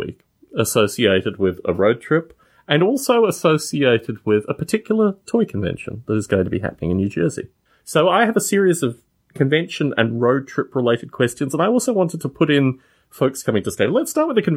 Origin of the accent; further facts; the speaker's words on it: Canberra, Australian Capital Territory, Australia; also born or lived in Adelaide / United Kingdom; now in California, United States; my hometown of Canberra, not Adelaide, but where I actually grew up for most of my childhood life.